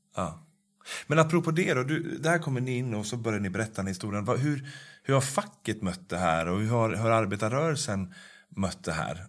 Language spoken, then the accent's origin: Swedish; Norrsund, Sweden; moved away; min barndom och min uppväxt i Norrsund